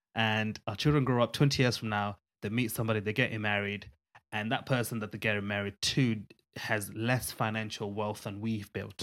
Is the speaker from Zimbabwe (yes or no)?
yes; Zimbabwe; where we come from Zimbabwe, which is a Southern African country